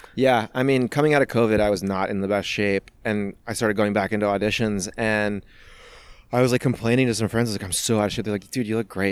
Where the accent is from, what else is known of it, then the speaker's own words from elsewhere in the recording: Missouri, United States; I was from Missouri